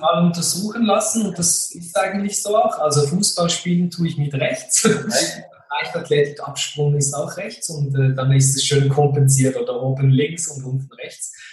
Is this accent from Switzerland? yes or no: yes; western Switzerland, Fribourg, Switzerland; ich bin sehr behütet äh, und geborgen aufgewachsen im Freiburger Land in der Westschweiz.